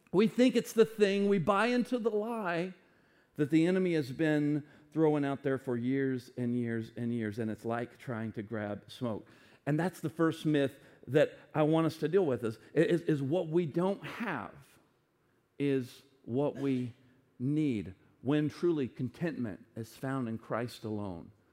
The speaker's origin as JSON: {"language": "English", "country": "United States", "said": "as an American"}